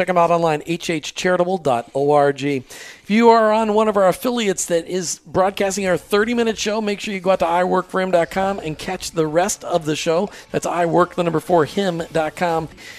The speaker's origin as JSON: {"language": "English", "region": "Upper Midwest", "country": "United States", "tie": "born or raised there", "said": "I grew up in the Upper Midwest, a lot of family farms."}